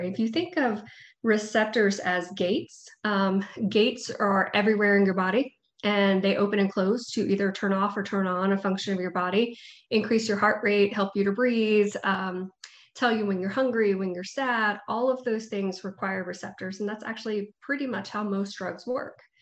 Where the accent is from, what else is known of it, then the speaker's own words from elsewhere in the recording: Panama City, Florida, United States; also born or lived in Gainesville, Florida / Tampa, Florida; now in Tallahassee, United States; i was born and raised in panama city um, so I'm from there, homegrown. Uh, I live in Tallahassee now.